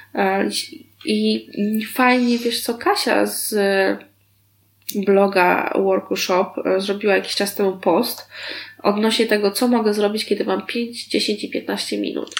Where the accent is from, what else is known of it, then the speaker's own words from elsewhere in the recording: Warsaw, Masovian Voivodeship, Poland; ja się wychowywałam na warszawskim Tarchominie